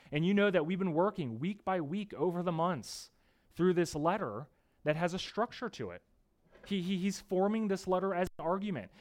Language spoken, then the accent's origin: English; United States; moved away; I'm from the East Coast where growing up with my family and my parents, we were just minutes away from Gettysburg, Antietam